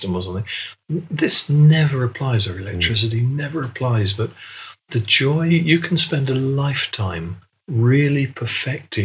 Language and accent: English; England, United Kingdom; being English-British